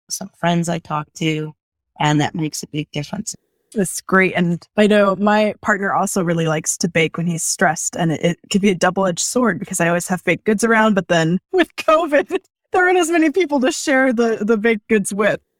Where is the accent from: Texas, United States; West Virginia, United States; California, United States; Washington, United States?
Washington, United States; Spokane; I, by the way, I grew up in Spokane.